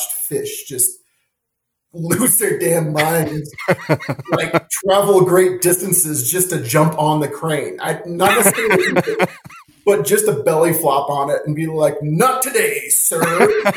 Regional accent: Nevada, United States; now in Southwest Montana, United States; Growing up in Nevada

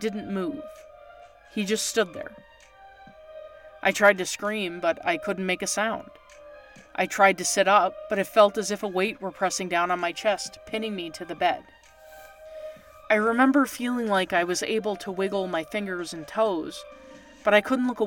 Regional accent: Canada; moved away; I'm from Canada originally

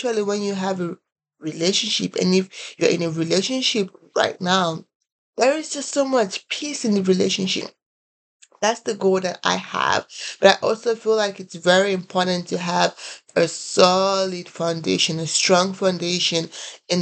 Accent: Nigeria; moved away as an adult; also born or lived in Columbia, South Carolina, United States; now in United States; I am originally from Nigeria. I came in here to the United States about 6 years ago

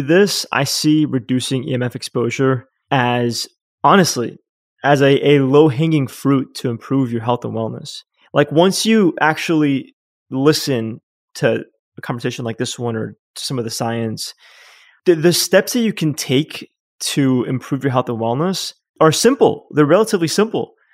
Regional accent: New York City, New York, United States; moved away as an adult; also born or lived in Yonkers, New York; now in Uruguay; I was born in Manhattan

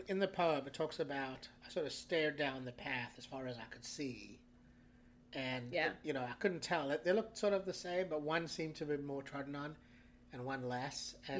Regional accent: South Africa; moved away as an adult; now in United States; growing up in Africa

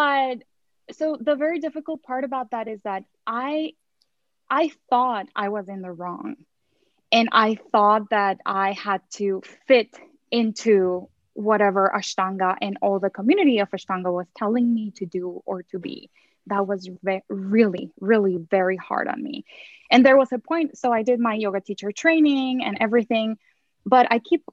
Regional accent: Mexico; I grew up in Mexico

